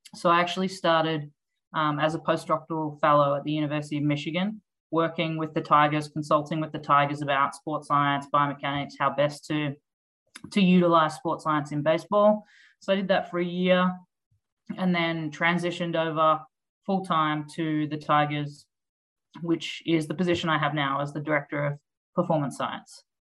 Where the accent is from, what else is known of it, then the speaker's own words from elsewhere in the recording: Australia; moved away as an adult; also born or lived in Melbourne, Australia; now in United States; I'm obviously from Australia.